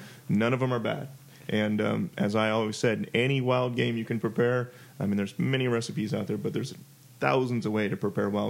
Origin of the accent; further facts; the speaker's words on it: Iowa, United States; now in Texas, United States; I grew up in Iowa